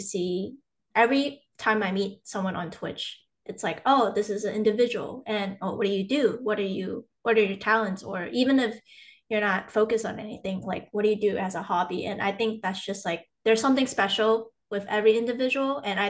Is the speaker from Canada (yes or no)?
no; Malaysia; So I'm from Malaysia. So I feel like even like back from like when my grandma or like my relatives would cook, I would just watch them